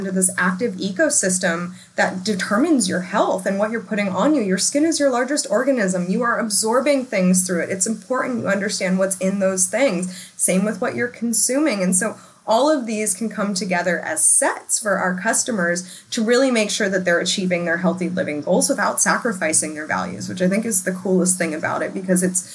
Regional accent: United States; as an American

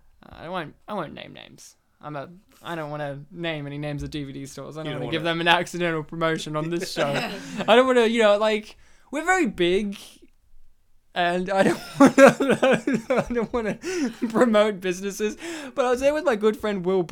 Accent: Australia; we're from Australia

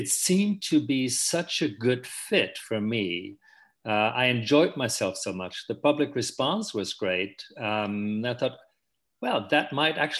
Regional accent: Germany; moved away as an adult; now in San Francisco, United States; I was born in Germany, and I lived most of my life in Germany. I only came to the US about 15 years ago to take up this job at SF MoMA

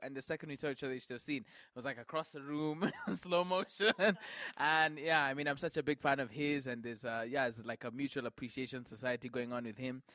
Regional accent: Kenya; I'm Kenyan through and through

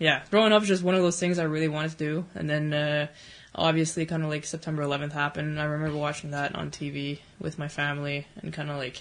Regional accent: Montreal, Quebec, Canada; I'd like sit by the firehouse in Lachine because I grew up in Lachine

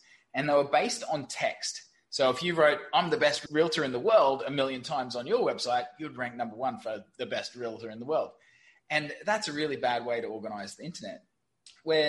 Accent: Brisbane, Queensland, Australia; moved away as an adult; also born or lived in London / Saigon, Vietnam; now in Ho Chi Minh City, Vietnam; I'm from Brisbane, Australia. Don't actually live there anymore

